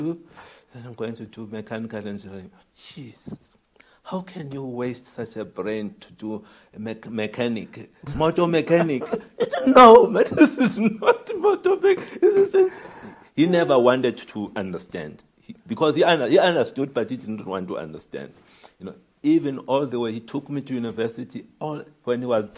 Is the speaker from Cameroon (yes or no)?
no; Tabase, Eastern Cape, South Africa; I come from Tabase